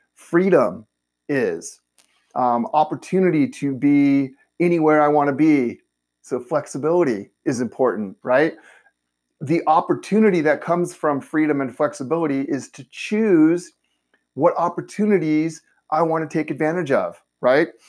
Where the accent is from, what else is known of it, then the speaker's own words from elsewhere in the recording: Southern California, United States; I'm a native. I was born and raised in Southern California. I've never lived anywhere else.